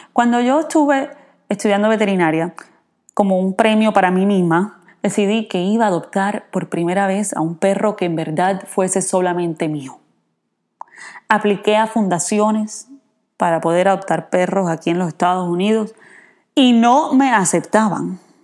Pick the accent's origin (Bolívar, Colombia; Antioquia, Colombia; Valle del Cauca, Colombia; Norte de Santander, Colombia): Bolívar, Colombia; Cartagena; moved away as an adult; also born or lived in California / Ithaca, New York; now in United States; yo crecí en Cartagena, en Colombia